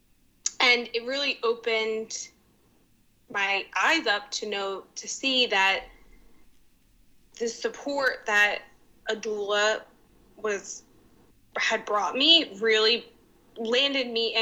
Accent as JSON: {"language": "English", "town": "Narberth", "region": "Pennsylvania", "country": "United States", "also_born_or_lived": "East Falls, Philadelphia", "lives_now": "Philadelphia, United States", "said": "I am from Narberth, a small town in the Philly suburbs."}